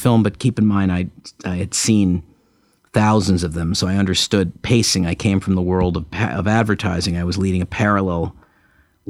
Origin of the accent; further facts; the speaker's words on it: Montreal, Quebec, Canada; when I was in college, growing up in Montreal